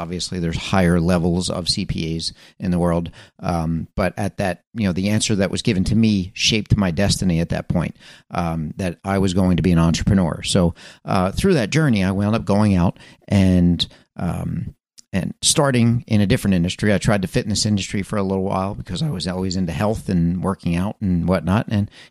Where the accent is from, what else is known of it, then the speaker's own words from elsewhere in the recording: Philadelphia, Pennsylvania, United States; I was born in Philadelphia, Pennsylvania, for those of you that don't know my story. And, you know, when I was raised in that area, my father had a part-time business.